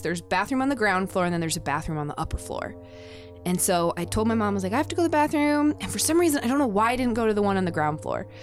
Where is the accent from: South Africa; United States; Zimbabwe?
United States; Denver, Colorado; I grew up in Denver